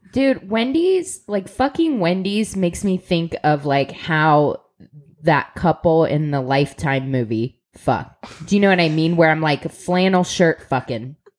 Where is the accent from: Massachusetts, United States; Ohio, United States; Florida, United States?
Ohio, United States; Columbus; we're from Columbus, Ohio